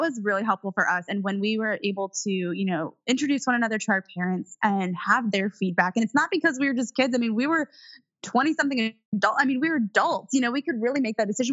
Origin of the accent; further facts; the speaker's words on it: Indiana, United States; i was raised in Indiana in the cornfield